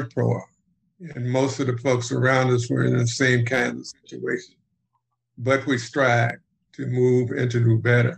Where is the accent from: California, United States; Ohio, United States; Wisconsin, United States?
Ohio, United States; Cleveland; I'm from Cleveland, Ohio. And I happened to be born during the Depression.